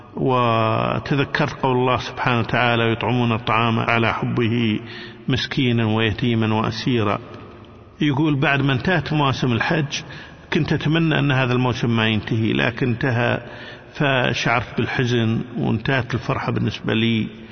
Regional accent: Kuwait; عندنا في الكويت

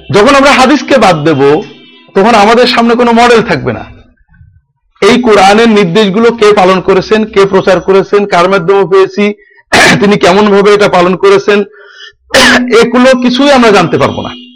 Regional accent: Jhenaidah District, greater Jessore, Khulna Division, Bangladesh; moved away as an adult; also born or lived in Dhaka, Bangladesh / Riyadh, Saudi Arabia; now in Kushtia, Bangladesh; আমার বাড়ি যশোর বৃহত্তর যশোর জেলার ঝিনাইদহ জেলায় আমার জন্মস্থান বাড়ি

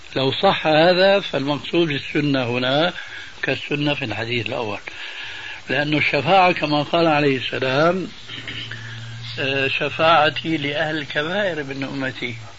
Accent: Syria; moved away; also born or lived in Damascus; عندنا في سوريا

